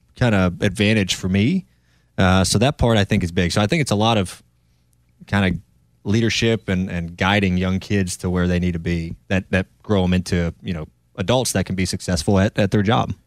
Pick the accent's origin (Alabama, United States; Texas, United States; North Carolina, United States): North Carolina, United States; also born or lived in Ohio; I grew up in North Carolina, but I'm from Ohio